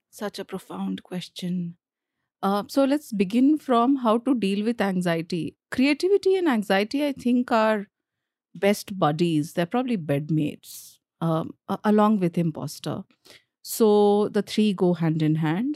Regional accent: Jharkhand, India; first language Bhojpuri; English is a second language; moved away as an adult; also born or lived in Delhi; I grew up in Jharkhand

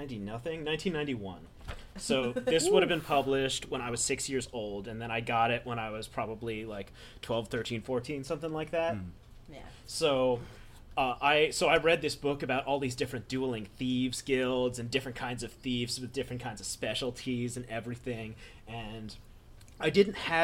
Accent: New York City, New York, United States; I was a lonely little baby nerd when I was growing up in New York City

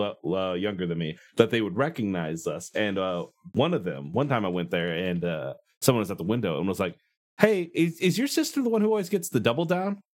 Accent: Iowa, United States; I'm from Iowa.

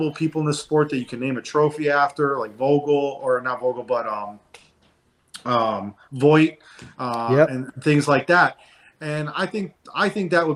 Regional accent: Cleveland, Ohio, United States; I grew up there in Cleveland, Ohio, so it's about an hour and a half away from my mom's house

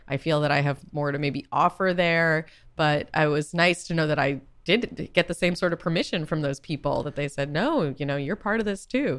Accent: Boston, Massachusetts, United States; also born or lived in California; now in New York, United States; I am from Boston

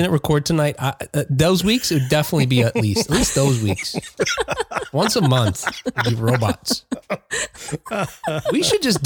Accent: United States; I'm an American, 100%.

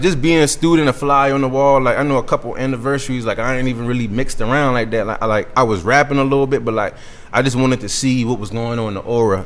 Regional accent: Georgetown, South Carolina, United States; I'm from Georgetown, South Carolina

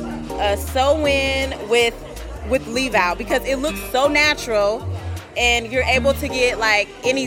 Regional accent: Woodbridge, Virginia, United States; I am from Woodbridge, Virginia, and I am the fabulous 28.

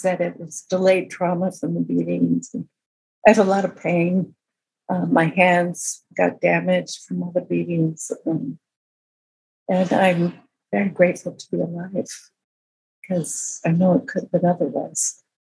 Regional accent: outside of Berkeley, California, United States; I grew up outside of Berkeley

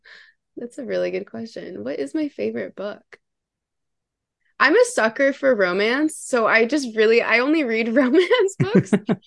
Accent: Canada; And she's Canadian. That's a plus, because I'm from Canada.

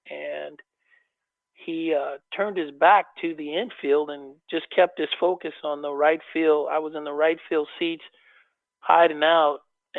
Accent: Oakland, California, United States; I never thought that I would have an opportunity to play in my hometown.

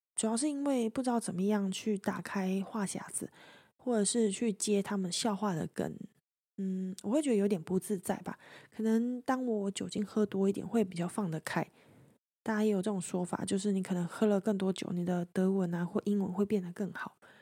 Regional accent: Taiwan; 我来自台湾

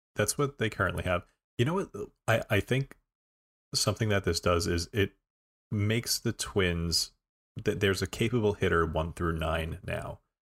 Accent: New Jersey, United States; I am from Jersey

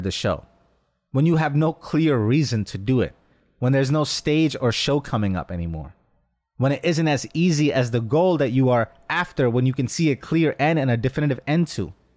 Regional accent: New York, United States; Growing up in New York, a short drive from Atlantic City casino trips

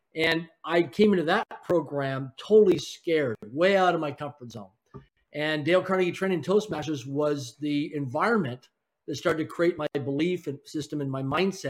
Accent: Swift Current, Saskatchewan, Canada; now in Vancouver, Canada; I grew up in a place called Swift Current, Saskatchewan, Canada, a city of less than 20,000 people in population

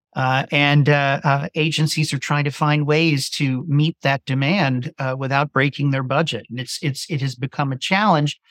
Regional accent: Virginia Beach, Virginia, United States; moved away as an adult; came back to my hometown, wanted to be close to my family

